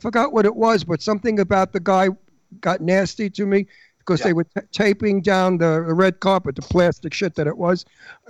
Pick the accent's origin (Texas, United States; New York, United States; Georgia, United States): New York, United States; New York City; moved away; also born or lived in Beverly Hills / Garden City, Long Island; They found out that I was an Italian from Brooklyn